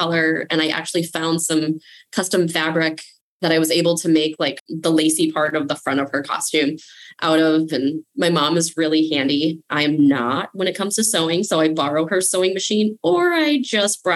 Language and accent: English; Minnesota, United States; I'm Minnesotan